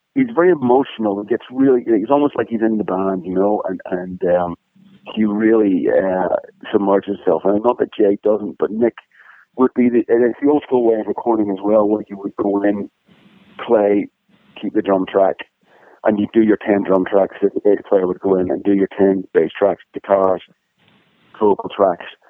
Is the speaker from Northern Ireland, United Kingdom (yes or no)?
yes; Northern Ireland, United Kingdom; moved away as an adult; now in Los Angeles, United States; growing up in Northern Ireland